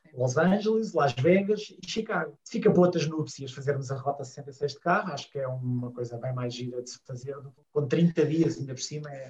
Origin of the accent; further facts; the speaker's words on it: Lisbon, Portugal; sou lisboeta, com, uma, com quase todas as costelas alentejanas